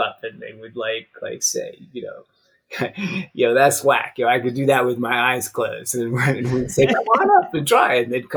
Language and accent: English; New York City, New York, United States; I was a pretty average kid growing up in New York City